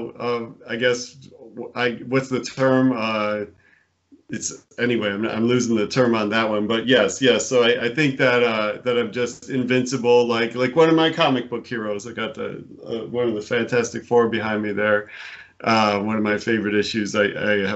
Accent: Buffalo, New York, United States; moved away as an adult; also born or lived in Connecticut; I was born in Buffalo, New York, and I grew up there

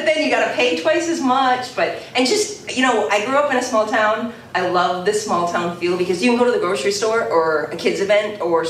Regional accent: Williams, Minnesota, United States; moved away as an adult; also born or lived in Holland, Michigan / Warroad, Minnesota; I grew up in Williams or Lake of the Woods. I went to Lake of the Woods High School.

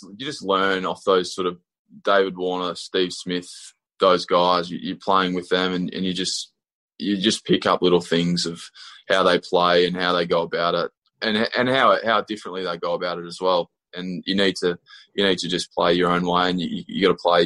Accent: Australia; also born or lived in Queensland / Tasmania; growing up in Australia

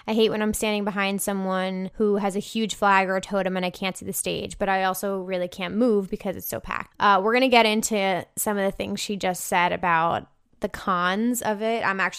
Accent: Michigan, United States; I'm from Michigan, where Electric Forest is held, so I have a ton of friends that go

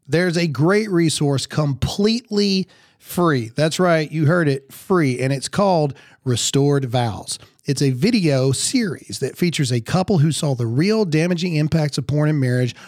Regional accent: the South, United States; I'm from the South

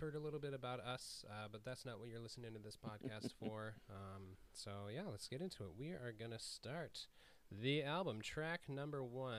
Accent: Wyoming, United States; I grew up in Wyoming, so there wasn't a whole lot of acts that I enjoyed that were coming through my town.

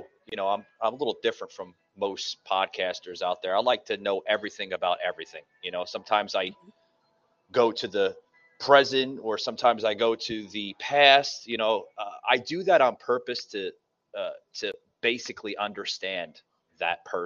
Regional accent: New York City, New York, United States; moved away as an adult; now in Atlanta, United States; if you could hear my accent, I'm originally from the Lower East Side of Manhattan. And I've been living in Atlanta for about going on 4 years now

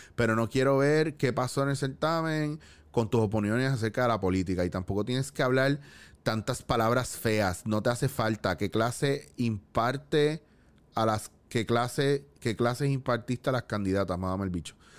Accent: Cabo Rojo, Puerto Rico; yo me crié en Cabo Rojo

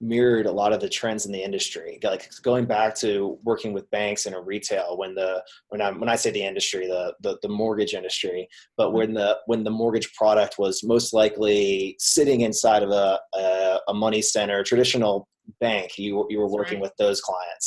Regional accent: Florida, United States; As a native Floridian myself

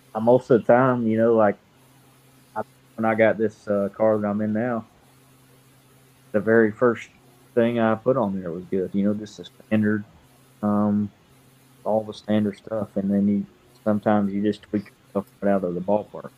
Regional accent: Kentucky, United States; moved away as an adult; now in Benton, Illinois, United States; I'm from Kentucky. Um, 29 years old. Uh, moved to Benton, Illinois when I got married.

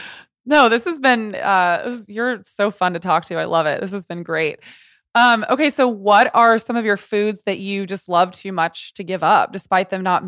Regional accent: Texas, United States; Tex-Mex and queso for me, because I grew up in Texas as well.

